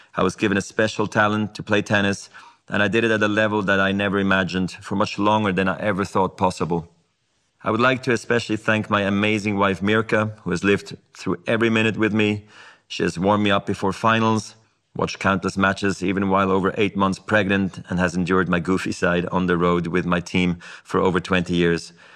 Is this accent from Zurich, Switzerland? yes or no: no; Basel, Basel-Stadt, Switzerland; I was a ball kid in my hometown of Basel.